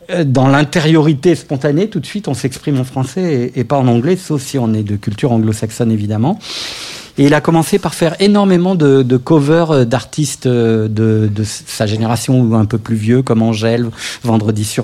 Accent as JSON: {"language": "French", "town": "Paris", "region": "Île-de-France", "country": "France", "tie": "born or raised there", "said": "Je suis artiste, auteur, compositeur, interprète de pop française. J'ai grandi à Paris où j'ai commencé la musique à l'âge de 13 ans"}